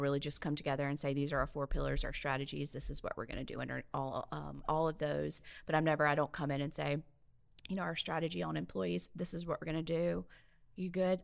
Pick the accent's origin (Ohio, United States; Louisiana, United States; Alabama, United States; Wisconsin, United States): Alabama, United States; Mobile; moved away as an adult; also born or lived in Northern California / Oregon / Jacksonville, Florida / Saint Augustine, Florida; now in Ocean Springs, United States; growing up in Mobile